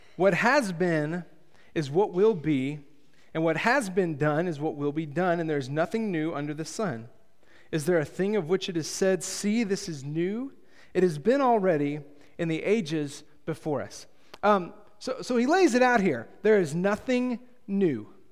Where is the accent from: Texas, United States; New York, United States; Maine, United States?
Texas, United States; My hometown has, I, I could find three people that have gained some level of fame, um, from, uh, from Tohoku, Texas